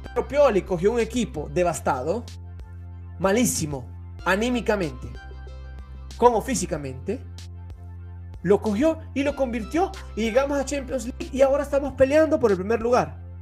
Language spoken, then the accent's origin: Spanish; El Salvador; now in Italy; Yo soy salvadoreño